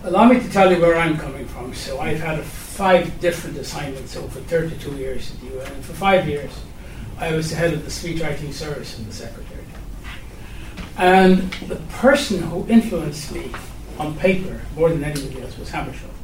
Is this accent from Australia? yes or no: no; Guyana; I was born and raised in Guyana